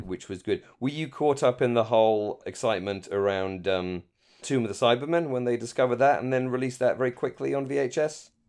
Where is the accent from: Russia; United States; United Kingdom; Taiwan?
United Kingdom; moved away; as a British fan